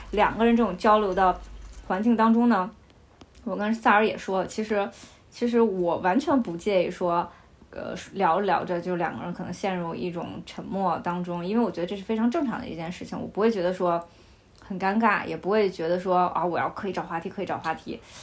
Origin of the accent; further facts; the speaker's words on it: Beijing, China; also born or lived in Henan; 我祖籍，我祖籍是河南的，但是我两岁的时候来北京